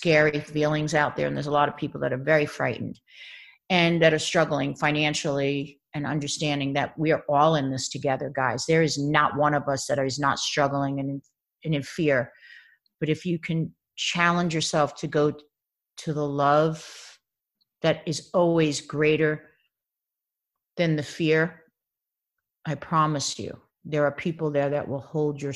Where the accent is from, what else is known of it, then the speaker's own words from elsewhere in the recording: Baldwin, New York, United States; moved away as an adult; also born or lived in Bronx, New York City; now in Los Angeles, United States; I grew up in Baldwin, Long Island. Yeah. But I mean, I was born in New York City Hospital